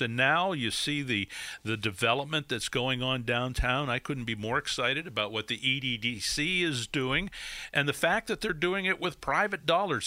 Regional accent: Erie, Pennsylvania, United States; also born or lived in Oil City, Pennsylvania / New Jersey; I grew up in Erie. Uh, But before that, we lived, uh, in New Jersey for five years. I was born in Oil City, lived there till I was five. We moved to New Jersey till I was ten, and then we moved to Erie when I was ten

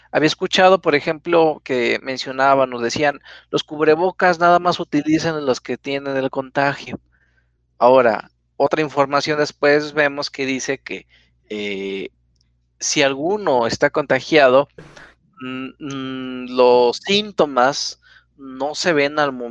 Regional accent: Ramos Arizpe, Coahuila, Mexico; Yo, ah, yo de México. Yo soy de, de Ramos Arizpe, Coahuila.

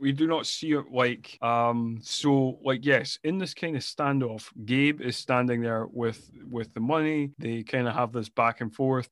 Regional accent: Scotland, United Kingdom; I am from Scotland

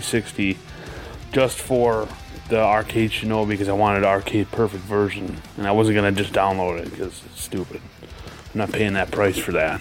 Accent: Muskegon, Michigan, United States; I'm from Muskegon, Michigan

